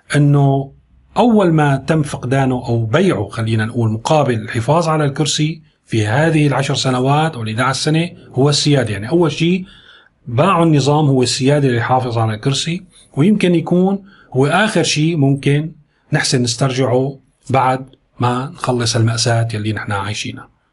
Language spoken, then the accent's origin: Arabic; Syria; ونحن سوريين دمنا حامي